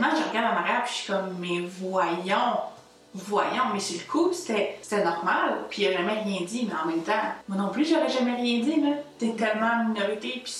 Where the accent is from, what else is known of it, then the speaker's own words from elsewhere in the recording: Magog, Quebec, Canada; Moi, je dois avouer, je viens de Magog. On se souvient d'une petite ville assez blanche, assez peu culturelle